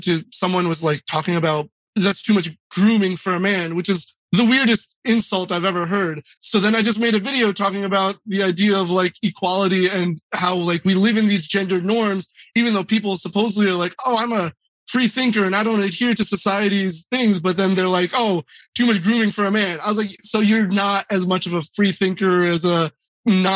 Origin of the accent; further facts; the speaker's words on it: United States; I was born here